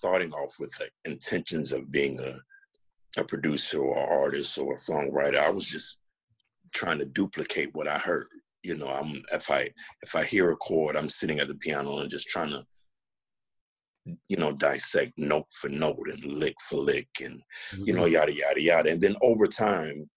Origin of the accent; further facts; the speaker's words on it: Chicago, Illinois, United States; moved away as an adult; also born or lived in Nashville; now in Washington, DC, United States; Born and raised in Chicago